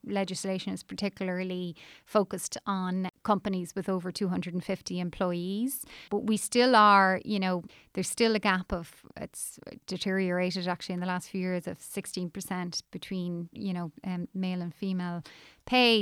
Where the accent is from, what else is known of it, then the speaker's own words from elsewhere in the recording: Ireland; moved away as an adult; also born or lived in New York, United States; At the time I emigrated from Ireland, um, things would have been incredibly tough here